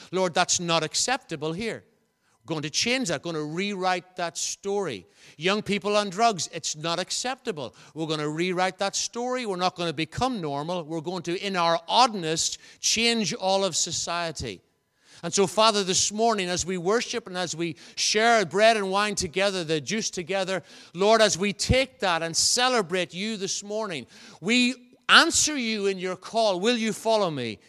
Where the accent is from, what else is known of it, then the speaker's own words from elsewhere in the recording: Enniskillen, Northern Ireland, United Kingdom; moved away; also born or lived in Belcoo/Blacklion; I, I ca, come from Enniskillen, as you know. I was born in Black Lion